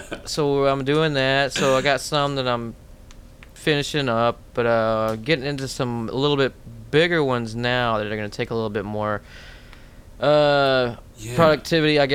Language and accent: English; New York, United States; I'm from New York.